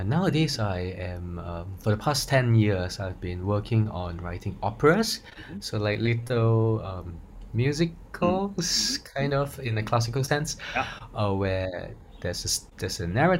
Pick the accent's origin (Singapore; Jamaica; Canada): Singapore; we identify as Singaporean